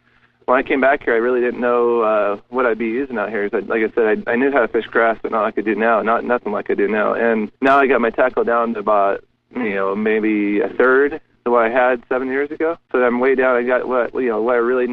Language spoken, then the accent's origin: English; Southern California, United States; moved away as an adult; I grew up in Southern California